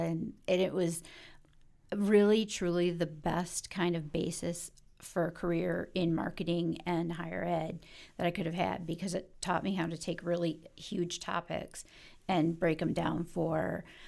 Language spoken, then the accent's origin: English; Detroit, Michigan, United States; I'm from Detroit.